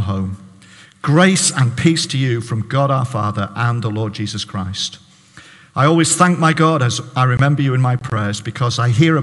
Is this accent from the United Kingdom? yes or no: yes; Barrow-in-Furness, North West England, United Kingdom; now in Hartlepool, United Kingdom; I'm a Baptist pastor in Hartlepool. I'm from Barrow